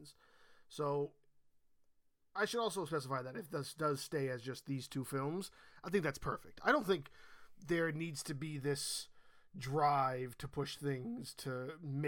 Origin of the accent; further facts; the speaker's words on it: New York, United States; I was born and raised in New York